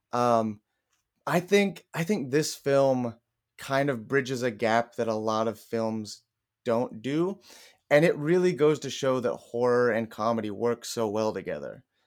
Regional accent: Kansas City, United States; I'm from Kansas City

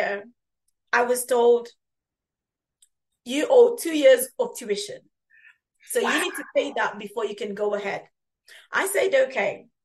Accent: Uganda; moved away; I'm originally from Uganda.

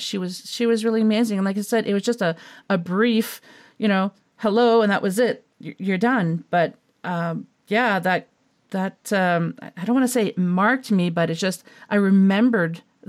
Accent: Moncton, New Brunswick, Canada; moved away; I'm originally from New Brunswick on the east coast of Canada, for the listeners who don't know. And I lived in the Moncton area.

